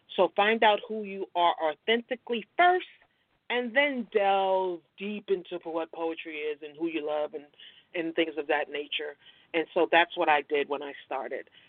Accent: Brooklyn, New York, United States; now in Virginia, United States; I'm originally from Brooklyn, New York. Brooklyn's in the house.

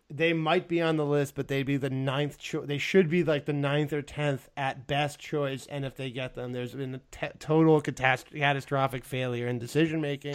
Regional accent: United States; I'm American by birth uh, and Spanish by heritage

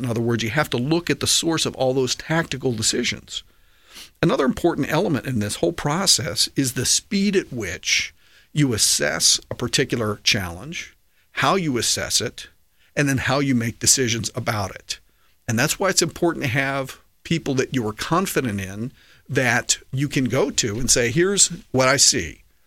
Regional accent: D.C., District of Columbia, United States; I grew up right outside of Washington, D C

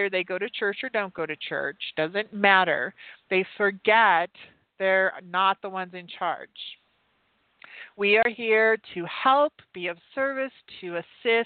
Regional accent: Utah, United States; moved away; Utah, which is my home state. I don't live there anymore

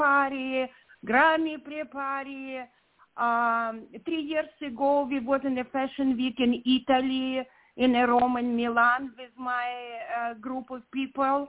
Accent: Ukraine; English is a second language; moved away as an adult; now in Redondo Beach, United States; I'm originally from Ukraine. My heart with this country. I live in America more of 30 years, but place when you was born gonna be always in your heart

